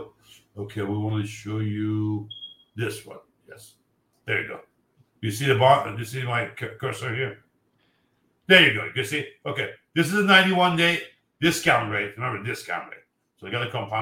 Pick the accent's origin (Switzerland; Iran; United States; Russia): Iran; moved away; I'm from Iran